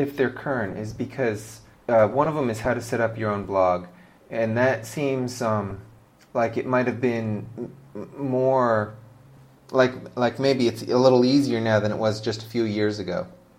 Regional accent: United States; now in Malaysia; Now, I'm American, but I live in Malaysia, and I've lived in a lot of different cities.

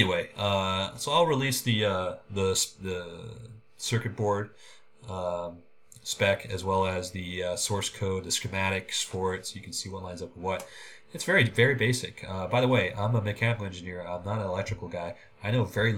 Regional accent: Oakland, California, United States; I was born and raised in Oakland

